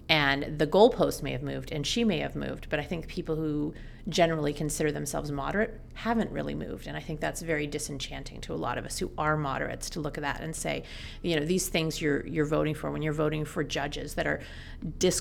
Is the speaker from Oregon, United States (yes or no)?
no; Seattle, Washington, United States; I grew up in Seattle